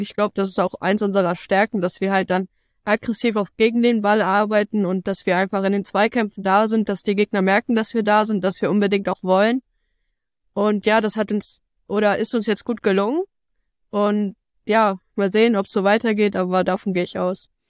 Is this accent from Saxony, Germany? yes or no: no; Bremen, Germany; hier ist meine Heimat, ich fühle mich hier extrem wohl.